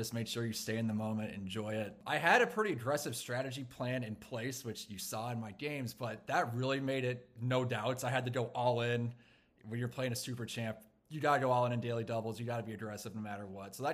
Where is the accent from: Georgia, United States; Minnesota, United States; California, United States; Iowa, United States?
Minnesota, United States; Minneapolis; I'm a meteorologist from Minneapolis, Minnesota.